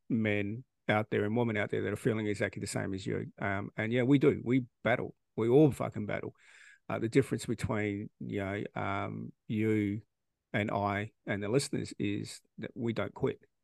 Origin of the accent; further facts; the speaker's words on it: Australia; we don't do any of that stuff here in Australia